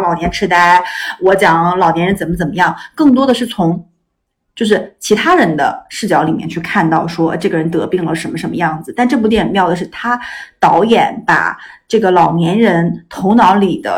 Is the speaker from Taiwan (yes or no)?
no; Iran; 我在伊朗长大，